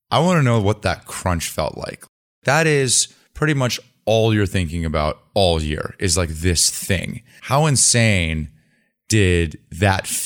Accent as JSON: {"language": "English", "region": "Vermont", "country": "United States", "tie": "born or raised there", "said": "I grew up in Vermont"}